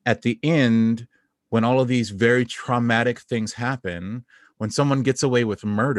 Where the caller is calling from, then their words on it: Brooklyn, New York, United States; I'm calling from Brooklyn. I'm in New York still. I'm one of the ones who stayed.